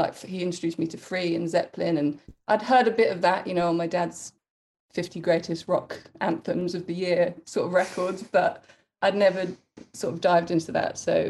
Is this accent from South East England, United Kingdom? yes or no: yes; Crawley, South East England, United Kingdom; And I grew up in Crawley, which is not particularly creative or artistic place, just south of London